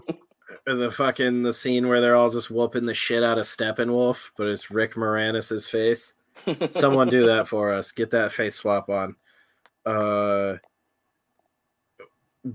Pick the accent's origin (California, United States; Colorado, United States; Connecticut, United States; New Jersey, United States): Connecticut, United States; I'm barely from Connecticut. I'm a man with no land.